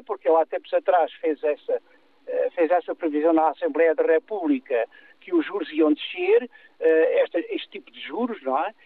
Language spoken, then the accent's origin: Portuguese; Portugal; also born or lived in Serpa